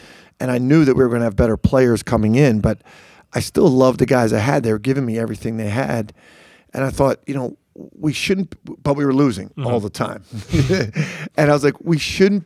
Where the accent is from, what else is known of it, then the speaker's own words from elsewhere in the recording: Philadelphia, Pennsylvania, United States; moved away as an adult; also born or lived in Las Vegas / Rochester / Long Island, New York; I'm from Philly